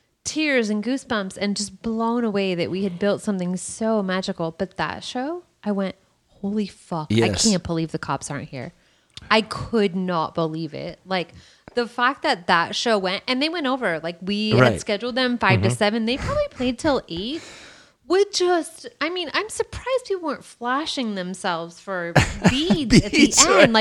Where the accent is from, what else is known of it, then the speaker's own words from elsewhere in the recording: Arizona, United States; I grew up in Arizona.